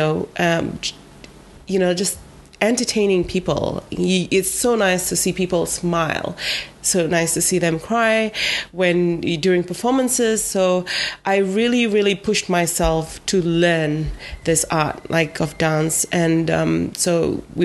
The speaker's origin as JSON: {"language": "English", "area": "Vivia, Lau Islands", "region": "Eastern Division", "country": "Fiji", "said": "I'm from Vivia"}